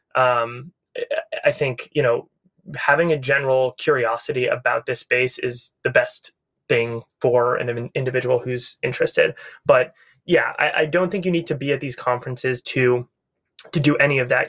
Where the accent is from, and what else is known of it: Needham, Massachusetts, United States; born or raised there; now in Los Angeles, United States